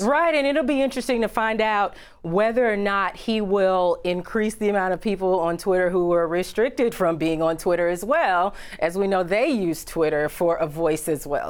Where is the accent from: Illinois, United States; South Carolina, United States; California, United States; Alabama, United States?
Illinois, United States; Chicago; back in my hometown of Chicago.